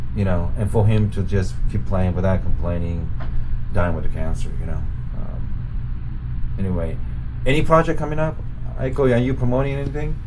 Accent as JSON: {"language": "English", "region": "Osaka", "country": "Japan", "tie": "born or raised there", "moved": "yes", "said": "my hometown in Osaka"}